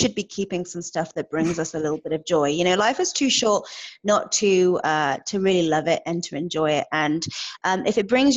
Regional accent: United Kingdom; moved away as an adult; also born or lived in Edmonton, Alberta, Canada; now in Alberta, Canada; I am originally from the United Kingdom. I packed my entire life into one suitcase back in 2011 and hopped on a plane bound for Edmonton, Alberta.

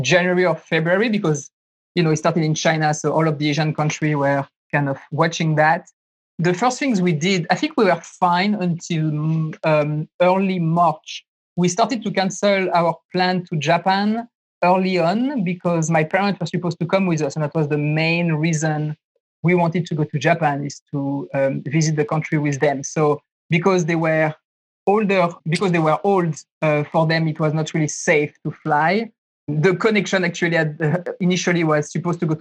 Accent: France; moved away as an adult; also born or lived in San Francisco, United States; now in Taiwan; So I grew up in France. I moved there 2008

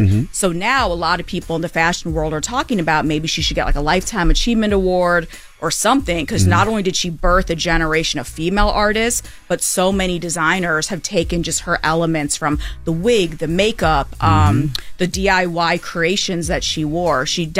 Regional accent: Kalamazoo, Michigan, United States; But so I grew up in Kalamazoo, Michigan, which outside of Derek Jeter, nobody else knows where that's from because that's where he's from.

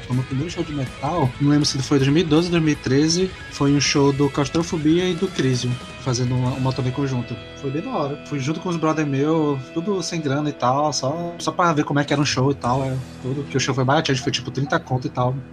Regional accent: Manaus, Amazonas, Brazil; sou de Manaus

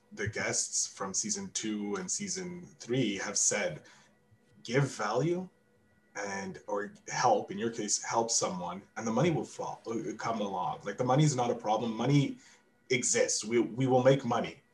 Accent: Canada; as a Canadian

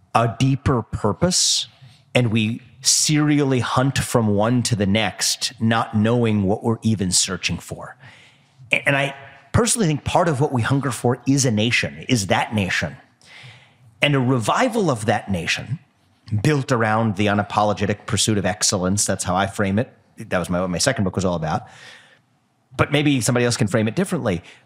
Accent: United States; I'm American

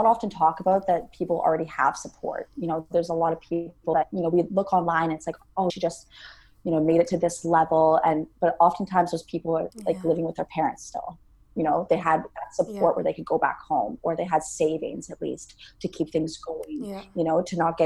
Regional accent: Canada; born and raised in Canada

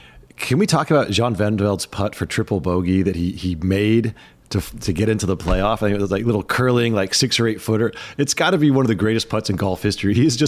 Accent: California, United States; most people think I sound like I'm stoned because I'm from California.

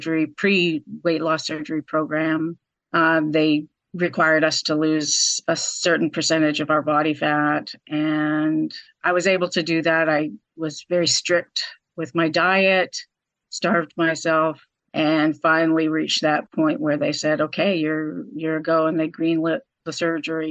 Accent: Vancouver, British Columbia, Canada; moved away as an adult; now in North Carolina, United States; I am originally from Vancouver, Canada. But I married my American husband about 25 years ago and moved to North Carolina

